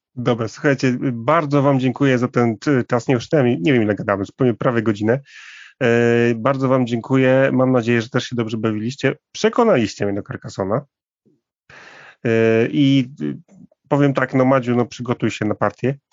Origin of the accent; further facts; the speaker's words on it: Warmian-Masurian Voivodeship, Poland; moved away; ja trochę jestem z, z tamtych okolic, jestem z Warmii